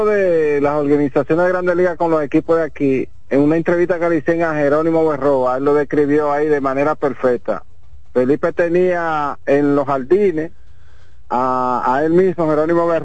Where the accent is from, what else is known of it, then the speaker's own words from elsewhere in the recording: Villa Mella, Distrito Nacional, Dominican Republic; yo soy aquí de, de Villamella.